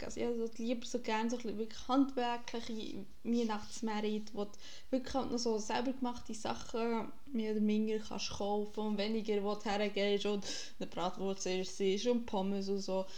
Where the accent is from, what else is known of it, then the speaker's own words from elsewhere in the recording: Bern, Switzerland; moved away as an adult; now in Germany; wo ich herkomme, Kanton Bern